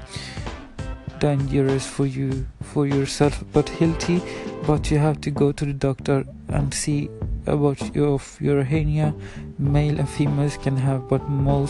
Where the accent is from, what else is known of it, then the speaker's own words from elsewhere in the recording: Sweden; first language Spanish; English is a second language; I'm 27 years old from Sweden, but my parents are from Chile, from Valparaiso, the paradise city, it's in English. And yeah, my first language is Spanish, of course, and my second language is Swedish